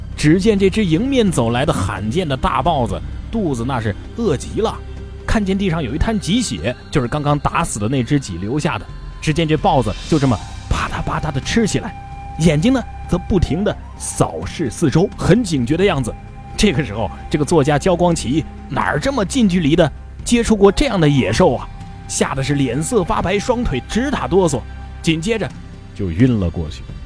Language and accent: Chinese; Hubei, China; 我的家乡湖北，同样是在神农架附近